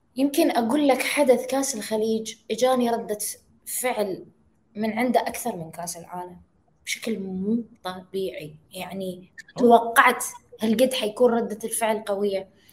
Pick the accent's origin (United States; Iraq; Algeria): Iraq; عندنا بالعراق